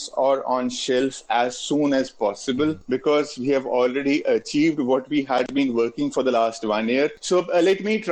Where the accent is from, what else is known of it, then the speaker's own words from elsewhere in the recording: India; being an Indian